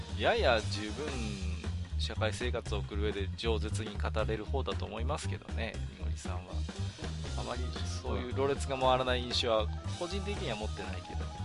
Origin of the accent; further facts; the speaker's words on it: Iwate, Japan; 僕は岩手の人間なので